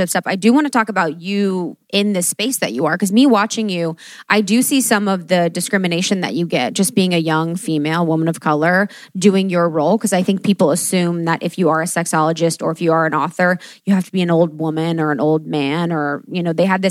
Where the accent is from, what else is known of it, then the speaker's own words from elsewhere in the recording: Ohio, United States; I am the girl from Ohio that grew up Catholic